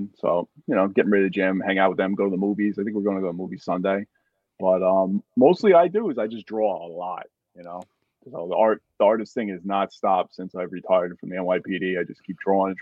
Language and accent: English; Long Island, New York, United States; I grew up in New York, Long Island.